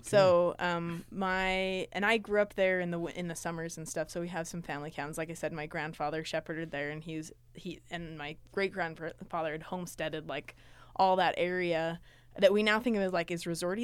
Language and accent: English; Riverton, Utah, United States; I was born in Riverton, Utah, eight four oh six five